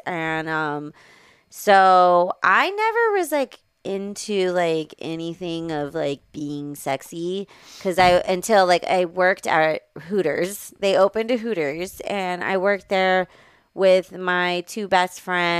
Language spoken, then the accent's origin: English; Riverside, California, United States; also born or lived in Moreno Valley, California; I grew up in Riverside, California.